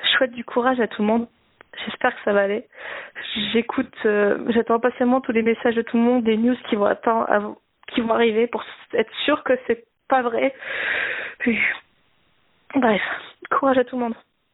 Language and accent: French; Nord, Hauts-de-France, France; je suis du Nord